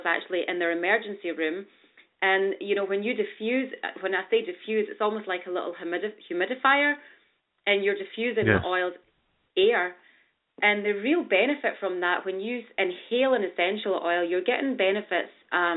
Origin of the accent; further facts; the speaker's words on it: Scotland, United Kingdom; now in New York City, United States; I'm from Scotland